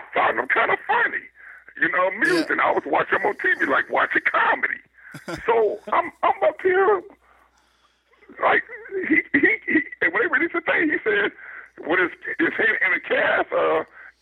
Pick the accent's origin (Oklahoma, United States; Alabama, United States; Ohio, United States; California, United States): California, United States; Compton; I grew up in Compton, California. I went to Compton High School